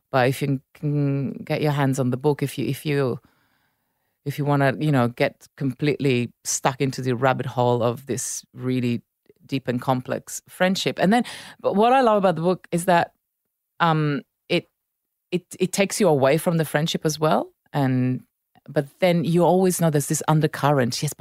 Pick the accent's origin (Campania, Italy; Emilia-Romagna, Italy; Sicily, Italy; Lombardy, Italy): Lombardy, Italy; Milan; grew up in Milan. I, I spent time in Naples, obviously, um, and uh, love it.